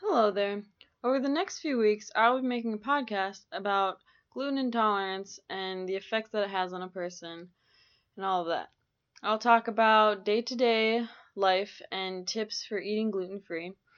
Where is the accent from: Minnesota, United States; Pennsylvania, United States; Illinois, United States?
Minnesota, United States; Minneapolis–Saint Paul; moved away as an adult; now in Grand Forks, United States; I'm from the Twin Cities in Minnesota.